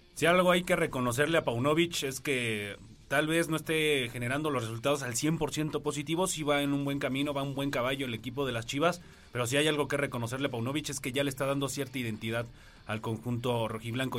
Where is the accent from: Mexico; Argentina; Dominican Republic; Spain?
Mexico; como somos los mexicanos